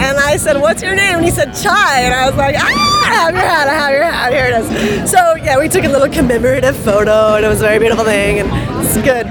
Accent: Venice, California, United States; Venice Beach, California.

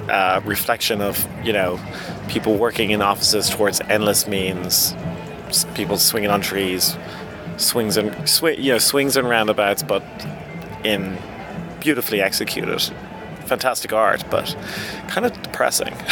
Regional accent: Dublin, Leinster, Ireland; Dublin, Ireland.

